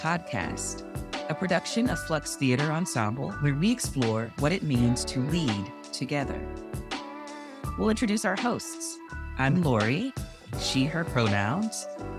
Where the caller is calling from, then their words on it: Baton Rouge, Louisiana, United States; I'm calling in from the land of the Houma and Choctaw, colonially known as Baton Rouge, Louisiana.